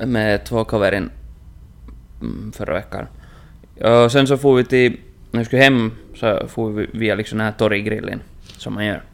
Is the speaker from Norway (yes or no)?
no; Inkoo, Uusimaa, Finland; moved away; hemma i Ingo